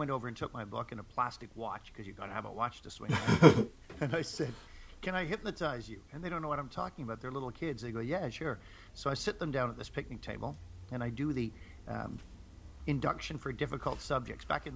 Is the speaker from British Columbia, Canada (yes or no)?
no; Toronto, Ontario, Canada; also born or lived in England; When I was growing up in Toronto, having emigrated from England with my family